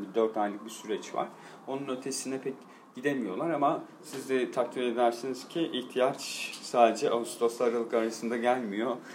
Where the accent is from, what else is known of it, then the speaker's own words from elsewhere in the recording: Van, Turkey; moved away as an adult; also born or lived in Istanbul; Memleketimde işte Van'da bir deprem oldu. Ailem orada yaşadığı için